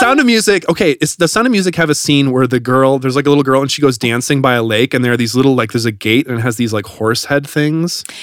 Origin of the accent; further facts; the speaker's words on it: Wisconsin, United States; I grew up in Wisconsin